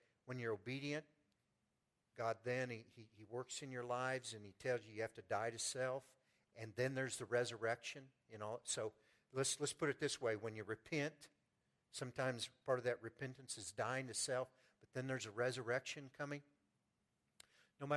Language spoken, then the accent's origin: English; Pleasant Hill, United States; I'm from Pleasant Hill